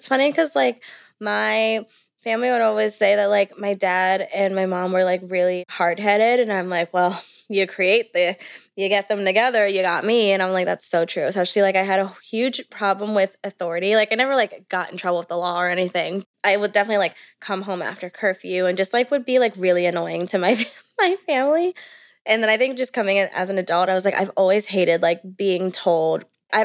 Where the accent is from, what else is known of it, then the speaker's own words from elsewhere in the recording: Maryland, United States; born there; also born or lived in Bermuda; I was born in Maryland, but I was only there to literally be born and like get my citizenship. And then I moved to Bermuda so I could get my citizenship there.